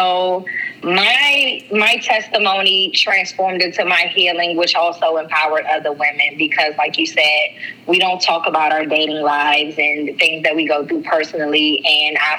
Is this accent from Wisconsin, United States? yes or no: no; Washington, District of Columbia, United States; also born or lived in Prince George's County, Maryland; I am from Washington, D.C. I am a Washingtonian, but I was born in Prince George's County, Maryland